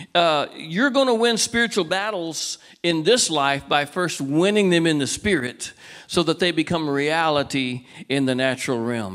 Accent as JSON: {"language": "English", "town": "Walnut Creek", "region": "California", "country": "United States", "tie": "born or raised there", "moved": "yes", "lives_now": "Cedar Park, United States", "said": "I was born in Walnut Creek, California. I live in Cedar Park, Texas"}